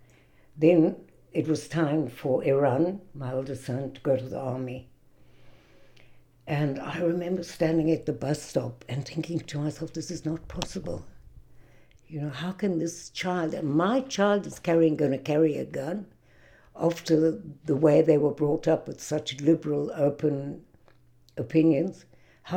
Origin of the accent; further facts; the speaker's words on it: South Africa; now in Israel; I was born in South Africa